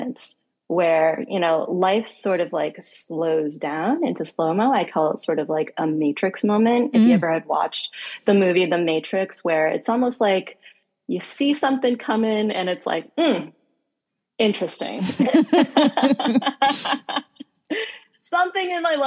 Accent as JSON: {"language": "English", "region": "Northeast United States", "country": "United States", "tie": "born or raised there", "also_born_or_lived": "Washington, D.C. / Geneva", "moved": "yes", "said": "Born and raised in Northeast in the United States"}